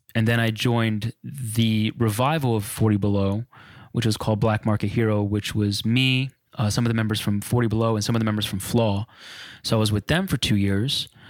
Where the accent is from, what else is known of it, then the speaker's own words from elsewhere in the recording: New Jersey, United States; I grew up on Spanish music and house and freestyle, you know, um, Jersey bred